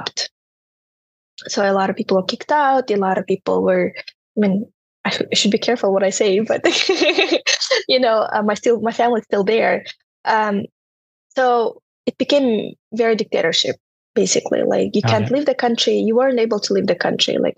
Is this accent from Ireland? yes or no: no; Turkmenistan; English is a second language; moved away as an adult; now in United States; I was growing up in Turkmenistan